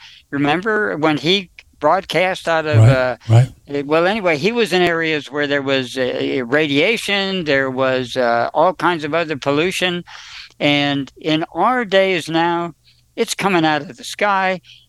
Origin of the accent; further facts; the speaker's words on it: New Jersey, United States; I know about 20 by observation, but I'm from New Jersey. I got an excuse.